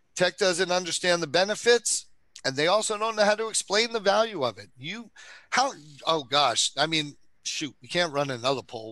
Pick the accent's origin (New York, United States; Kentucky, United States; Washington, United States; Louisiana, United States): New York, United States; I'm from New York